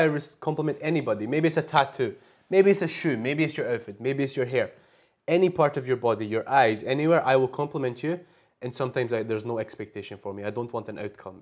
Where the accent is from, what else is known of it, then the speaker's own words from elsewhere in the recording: Glasgow, Scotland, United Kingdom; moved away as an adult; now in Istanbul, Turkey; I was just born and raised in Glasgow all my life